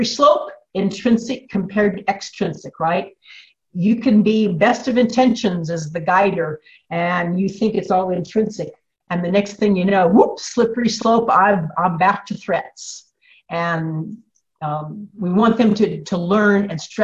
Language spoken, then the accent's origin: English; Illinois, United States; I'm from Illinois